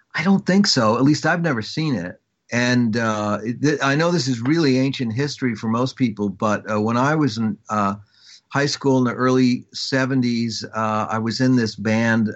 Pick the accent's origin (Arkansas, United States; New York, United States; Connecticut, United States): New York, United States; Long Island; I am from Long Island